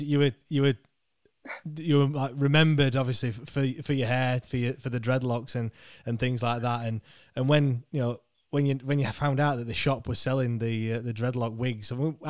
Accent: Rotherham, Yorkshire and the Humber, United Kingdom; I'm from Rotherham, Reggie

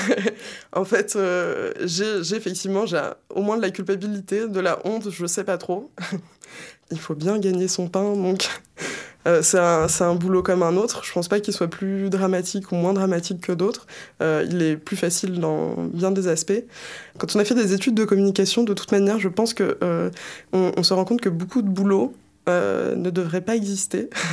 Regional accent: Isère, Auvergne-Rhône-Alpes, France; je viens euh, de l'Isère

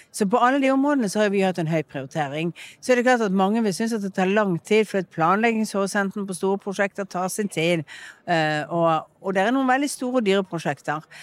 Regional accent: Bergen, Vestland, Norway; Min identitet er jo en blanding av det at jeg er oppvokst i Bergen, at jeg har en familie, at jeg er vestlending

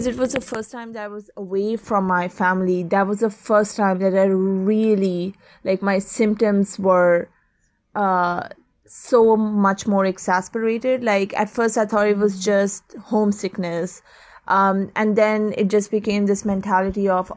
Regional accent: Oman; moved away as an adult; also born or lived in London, United Kingdom; I was born and raised in Oman, but my family is originally from Pakistan.

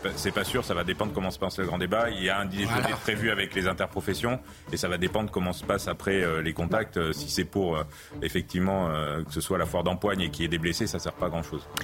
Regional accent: central France, France; dans l'élevage bovin-viande d'où je, d'où je viens, du, centre de la France

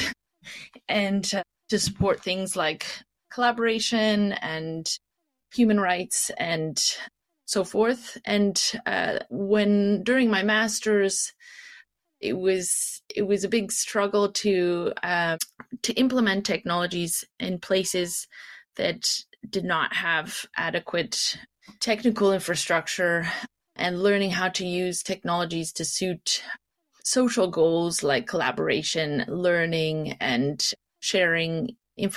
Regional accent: Canada; moved away as an adult; also born or lived in Kitchener-Waterloo, Ontario / Nova Scotia / Montreal, Quebec / Morocco; now in London, United Kingdom; I am originally from Canada. I grew up in Kitchener-Waterloo and then in Nova Scotia

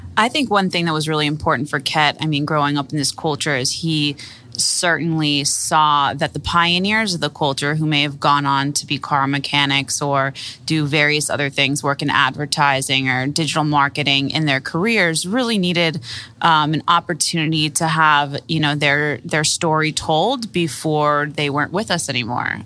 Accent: Miami, Florida, United States; I grew up here in Miami

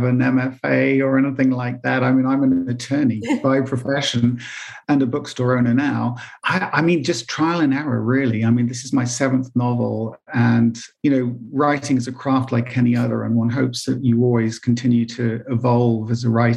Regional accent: England, United Kingdom; I'm English and I didn't go to New York until I was in my 20s

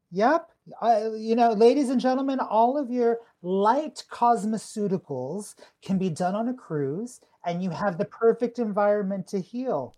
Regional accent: Southern California, United States; I grew up in Southern California

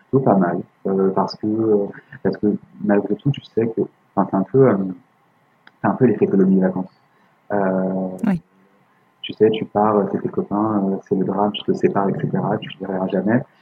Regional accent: France; Nous, on se dit ok, mm. puis tu sais, on est français, donc on se dit

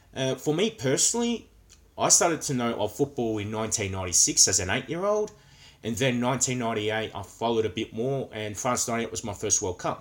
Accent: Australia; coming from Australia, where football is not the number one sport

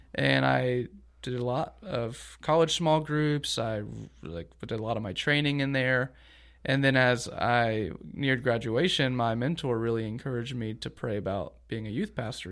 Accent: Augusta, Georgia, United States; moved away as an adult; also born or lived in Lynchburg, Virginia; now in Eustis, United States; grew up in Augusta, Georgia

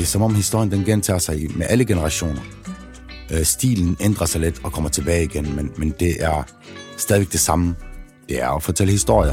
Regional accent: Aarhus, Central Denmark Region, Denmark; Jeg er vokset op i Trillegården, Aarhus V.

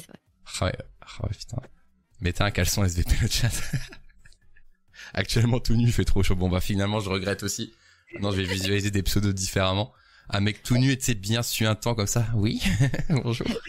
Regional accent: Lille, Hauts-de-France, France; je suis lillois

